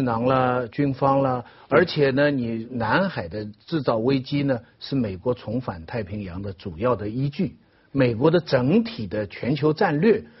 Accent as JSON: {"language": "Chinese", "country": "China", "said": "这又是我们中国人每个人血液里有的"}